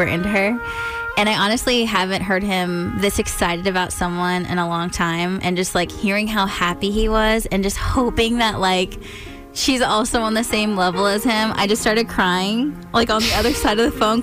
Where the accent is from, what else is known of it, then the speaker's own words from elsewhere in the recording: California, United States; from California.